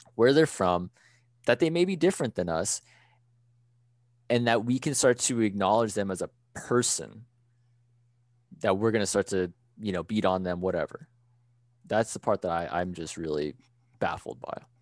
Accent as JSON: {"language": "English", "country": "United States", "said": "I am Thai American."}